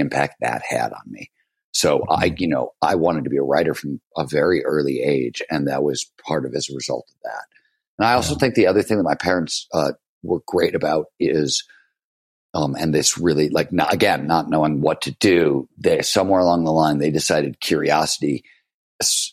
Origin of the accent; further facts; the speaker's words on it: Cleveland, Ohio, United States; also born or lived in Chicago, Illinois; I was born in Chicago, but we moved to Cleveland very early on